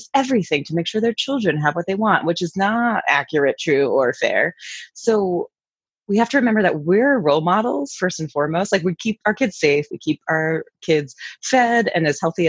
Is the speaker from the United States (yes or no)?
yes; New York City, New York, United States; moved away; I'm from New York City originally.